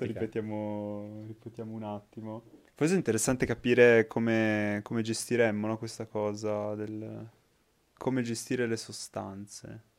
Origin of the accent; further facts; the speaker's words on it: Piedmont, Italy; noi da piemontesi